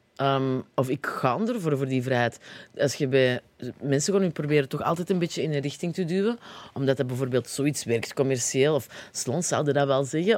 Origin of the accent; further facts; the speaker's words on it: Antwerp, Flanders, Belgium; accent: Antwerps; Ik kan gewoon met Antwerps blijven.